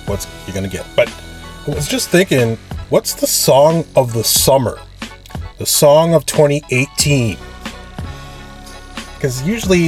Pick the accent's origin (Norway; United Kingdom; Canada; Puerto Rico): Canada; I'm Canadian. It's a lot different here